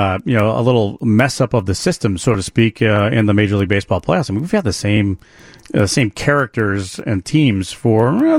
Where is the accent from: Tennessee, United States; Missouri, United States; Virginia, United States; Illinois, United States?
Illinois, United States; Glenview; I grew up in the little town of Glenview.